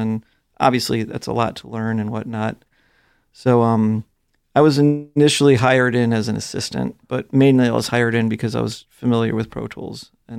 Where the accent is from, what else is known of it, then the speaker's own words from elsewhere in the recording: Chicago, Illinois, United States; Probably the biggest stuff I did was like the Bulls. I'm from Chicago.